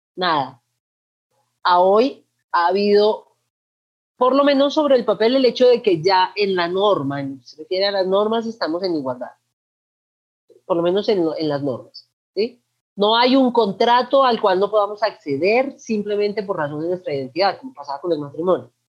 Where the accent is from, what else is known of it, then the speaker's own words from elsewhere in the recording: Manizales, Caldas, Colombia; also born or lived in Cali, Colombia; Yo nací en Cali, pero me crié en Manizales